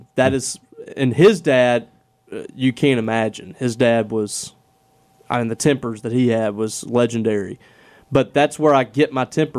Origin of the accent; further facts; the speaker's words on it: Mississippi, United States; Well, we're from Mississippi.